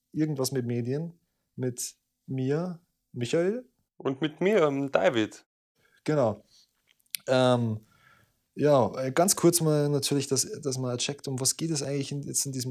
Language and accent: German; Southern Germany, Germany; ich komme aus Mellig. Ähm, das ist ein kleines Kaff am Arsch der Welt, ähm, am unteren Ende von Deutschland.